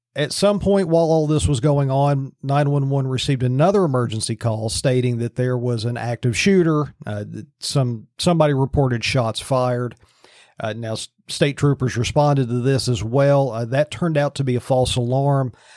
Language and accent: English; Virginia, United States; now in Pennsylvania, United States; My home state of Virginia